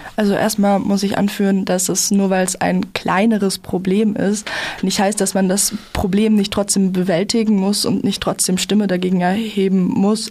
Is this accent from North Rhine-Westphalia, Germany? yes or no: no; Freiburg, Baden-Württemberg, Germany; bei uns in Freiburg